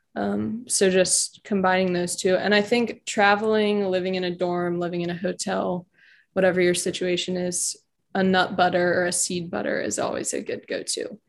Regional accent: Richmond, Virginia, United States; now in Charlottesville, United States; I am from Richmond, so only an hour from home.

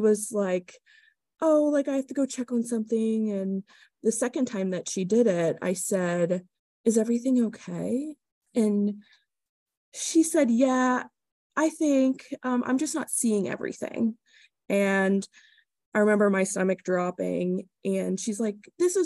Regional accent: Lilly, Pennsylvania, United States; I'm from Lilly, PA. It's about an hour and a half west from Pittsburgh

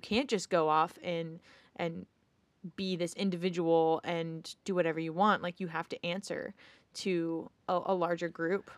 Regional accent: United States; as an American

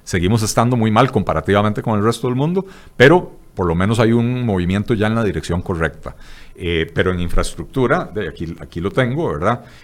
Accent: Costa Rica; lo que somos los ticos

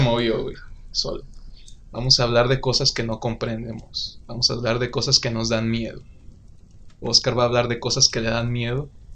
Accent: Uruapan, Michoacán, Mexico; como los mexicanos suruapenses que somos

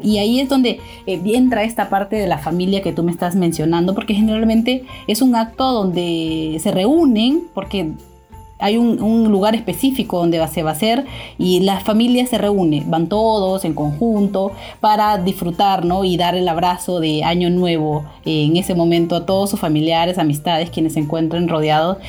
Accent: Honduras; now in Peru; nosotros dos, tanto Claudia como yo, somos de Honduras

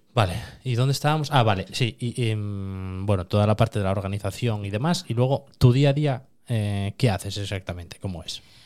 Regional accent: Cerredo, Asturias, Spain; Cuando me preguntan en Madrid, digo que soy asturiano. Si me preguntan en Oviedo, digo que soy de la zona de Cangas. Y si me preguntan en Cangas, ya es cuando digo que soy de Cerredo

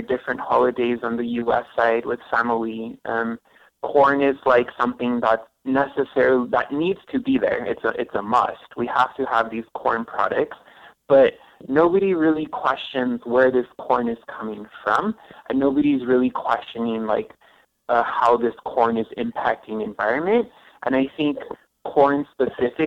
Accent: El Paso, Texas, United States; also born or lived in Ciudad Juárez, Mexico; I grew up in El Paso and I also grew up in Juarez

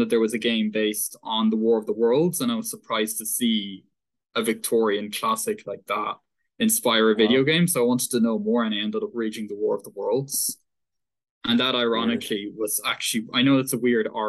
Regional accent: Dublin, Leinster, Ireland; also born or lived in Paris, France / Dún Laoghaire; I mostly grew up in Ireland. I basically grew up in Ireland, in Dublin, in the Dublin area.

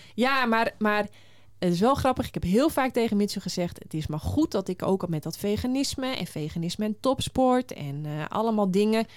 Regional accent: Friesland, Netherlands; ik ben in Friesland geboren

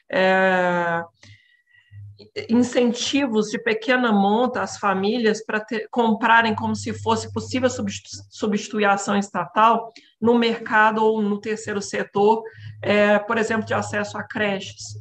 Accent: Minas Gerais, Brazil; moved away as an adult; now in São Paulo, Brazil; eu sou natural de Minas, né, estou em São Paulo há 10 anos

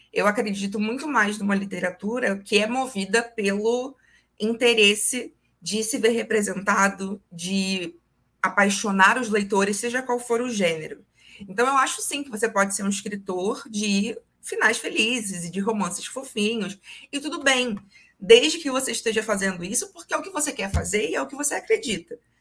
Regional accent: Niterói, Rio de Janeiro, Brazil; Eu falo de Niterói, Rio de Janeiro, minha cidade natal

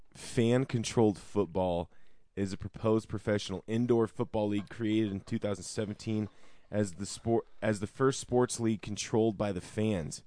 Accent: Denver, Colorado, United States; I live in Denver. I'm from Denver

